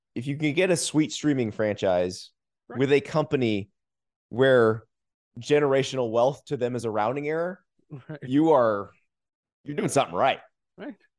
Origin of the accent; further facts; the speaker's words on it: the South, United States; I grew up in the South, so it was Showbiz Pizza for us